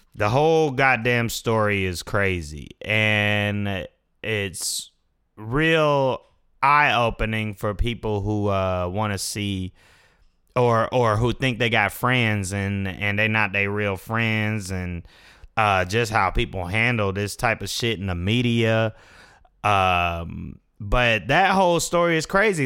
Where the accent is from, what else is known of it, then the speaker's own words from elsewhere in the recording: Fayetteville, United States; I was from Fayetteville